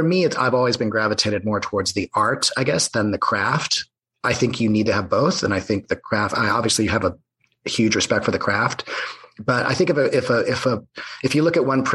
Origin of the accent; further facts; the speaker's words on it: San Diego, California, United States; also born or lived in Ohio / Los Angeles; I grew up in North County, San Diego